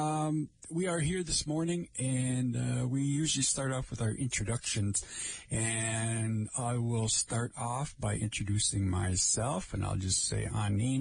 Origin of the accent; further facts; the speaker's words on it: Lake Vermilion area, Minnesota, United States; I am from the Lake Vermilion area of our reservation here